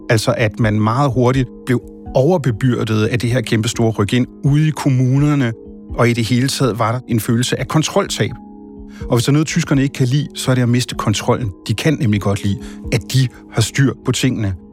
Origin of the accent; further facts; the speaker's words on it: Germany; moved away as an adult; now in Denmark; Altså, jeg må sige, jeg er jo selv en af dem. Jeg er udvandret fra Tyskland efter 22 år.